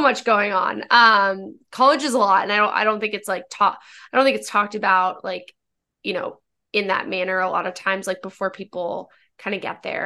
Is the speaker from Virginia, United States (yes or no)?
yes; Northern Virginia, United States; I'm from Virginia and not, not Richmond, I'm from Northern